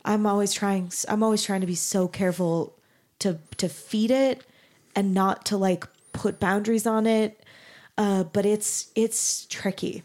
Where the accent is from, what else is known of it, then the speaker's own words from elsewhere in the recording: Mesa, Arizona, United States; moved away as an adult; also born or lived in Denton, Texas; I grew up in Mesa, Arizona